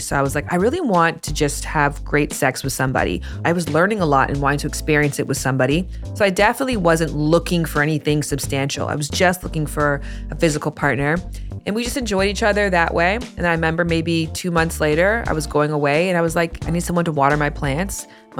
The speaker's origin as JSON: {"language": "English", "town": "Toronto", "region": "Ontario", "country": "Canada", "moved": "as an adult", "lives_now": "Los Angeles, United States", "said": "I came to LA from Toronto in 2014."}